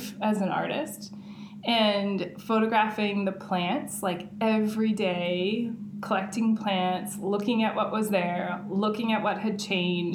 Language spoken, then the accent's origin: English; St. Paul, Minnesota, United States; I grew up in St. Paul, and the area that I grew up in is right near the intersection of 94 and 280.